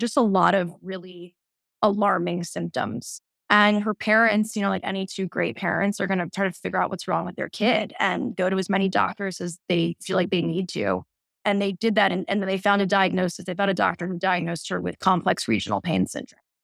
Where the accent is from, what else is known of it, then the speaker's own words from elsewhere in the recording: New York City, New York, United States; I grew up in New York City, and both my parents were photojournalists